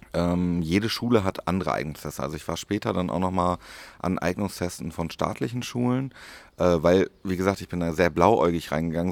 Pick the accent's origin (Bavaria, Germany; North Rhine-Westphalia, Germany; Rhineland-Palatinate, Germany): North Rhine-Westphalia, Germany; Paderborn; in Paderborn, meiner Heimat